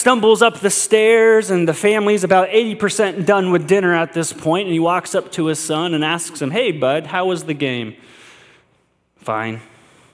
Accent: United States; us as American Christians, the American church

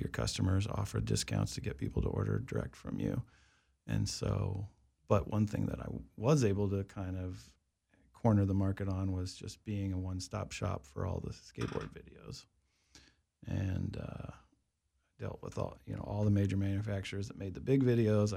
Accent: Wichita, Kansas, United States; moved away as an adult; also born or lived in Colorado; I grew up in Kansas

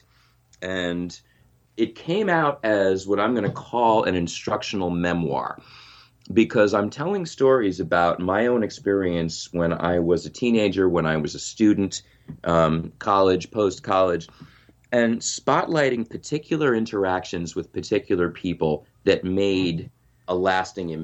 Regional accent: Long Island, New York, United States; moved away as an adult; now in Nashville, United States; I grew up in New York on Long Island and moved to Tennessee in 2005

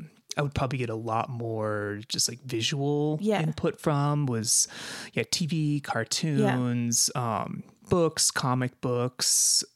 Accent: Aspen, Colorado, United States; I grew up near Aspen, Colorado, which have amazing museums.

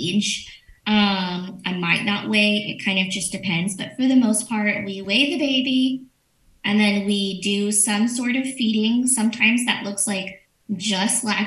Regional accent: Orange Grove, Texas, United States; now in Nueces County, United States; Orange Grove.

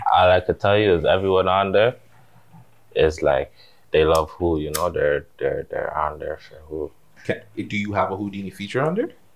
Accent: Toronto, Ontario, Canada; growing up in Finch

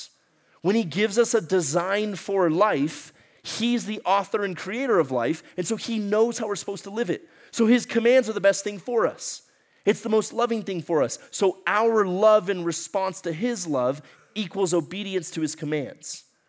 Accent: Ecuador; moved away; Okay, so y'all remember I grew up in Ecuador, South America. My parents were missionaries down there. I spent most of my life down there.

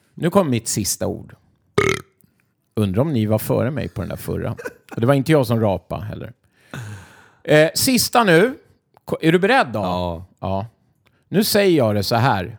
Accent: Sweden; jag är från Sverige

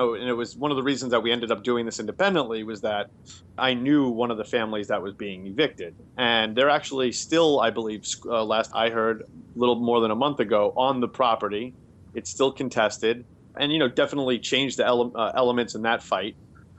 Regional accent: Queens, New York, United States; now in Boston, United States; especially I'm from Queens and I've lived in Boston for, you know, 14 years.

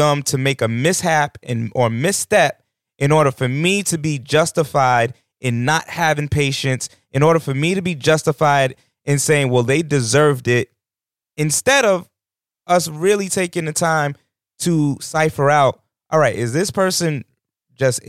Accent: New York, United States; moved away; I come from New York

